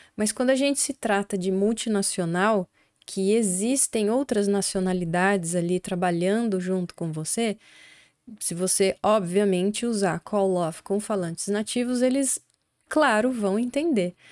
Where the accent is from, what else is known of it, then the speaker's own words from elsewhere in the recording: Brazil; accent: Brazilian; o sotaque nosso aqui brasileiro